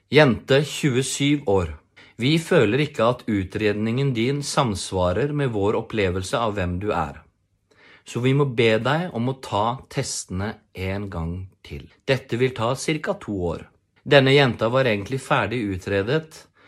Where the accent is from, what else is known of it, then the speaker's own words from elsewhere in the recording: Porsgrunn, Telemark, Norway; jeg kommer fra Porsgrunn